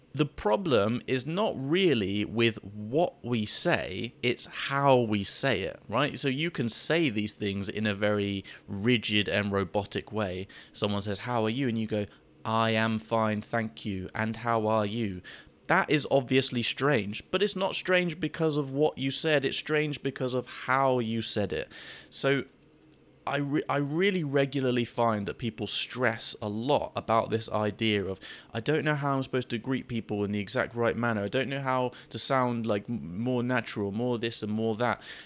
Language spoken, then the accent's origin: English; United Kingdom; I'm British